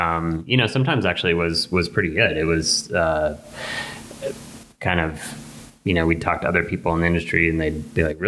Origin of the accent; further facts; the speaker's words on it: Laramie, Wyoming, United States; growing up in Laramie